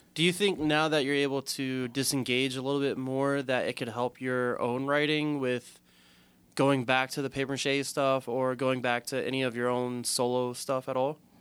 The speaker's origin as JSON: {"language": "English", "region": "Southern Maryland", "country": "United States", "said": "we're both from Southern Maryland"}